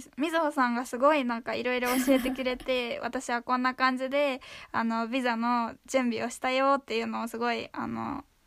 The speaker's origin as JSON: {"language": "Japanese", "region": "Kanagawa", "country": "Japan", "tie": "born or raised there", "also_born_or_lived": "Oita", "said": "大分に住んでたこともあるので大分と神奈川県で育ちました"}